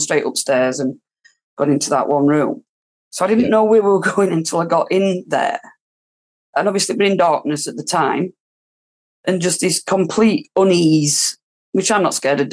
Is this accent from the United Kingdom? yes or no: yes; Rotherham, Yorkshire and the Humber, United Kingdom; I'm from Kimbleth Park. I've lived here all my life. I've always been in Rotherham.